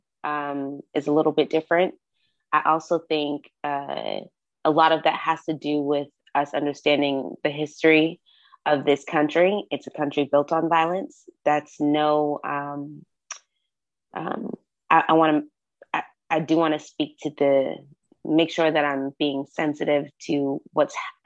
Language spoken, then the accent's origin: English; Massachusetts, United States; now in Georgia, United States; I grew up in Massachusetts where guns were not looked at as something to be played